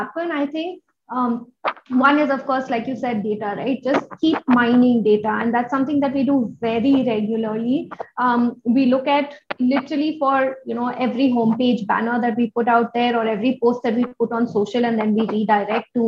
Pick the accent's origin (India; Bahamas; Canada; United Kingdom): India; as Indian women